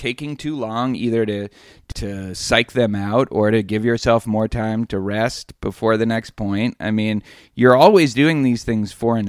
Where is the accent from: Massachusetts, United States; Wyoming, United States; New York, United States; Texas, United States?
Massachusetts, United States; Boston; now in Houston, United States; It has nothing to do with the fact that I grew up in Boston.